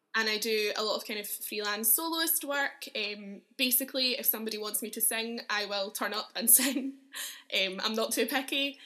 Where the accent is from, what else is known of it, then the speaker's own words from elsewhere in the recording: Uddingston, Scotland, United Kingdom; also born or lived in Edinburgh; I grew up in Uddingston, which is a little town near Glasgow